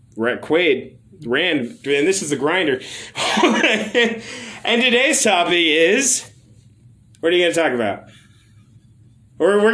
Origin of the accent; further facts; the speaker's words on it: Tacoma, Washington, United States; I'm from Tacoma, Washington